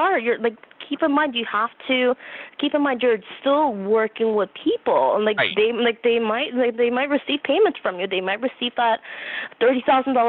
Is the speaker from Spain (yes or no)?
no; Canada; I'm from Canada